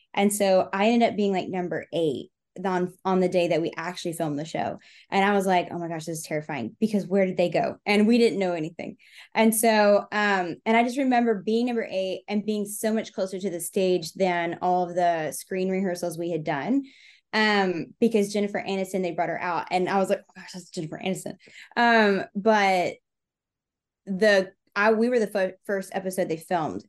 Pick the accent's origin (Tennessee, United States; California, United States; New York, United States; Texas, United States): Texas, United States; moved away as an adult; now in Memphis, United States; I was born and raised in Texas, but I came to Memphis for art school